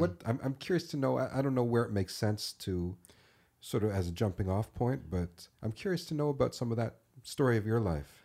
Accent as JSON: {"language": "English", "area": "North York / Thornhill", "region": "Ontario", "country": "Canada", "tie": "born or raised there", "said": "We, we moved from North York to Thornhill"}